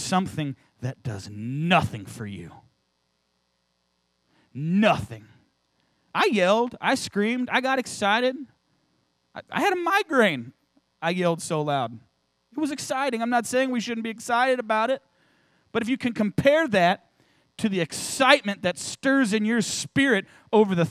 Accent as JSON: {"language": "English", "town": "St. Louis", "region": "Missouri", "country": "United States", "moved": "yes", "said": "I'm from St. Louis"}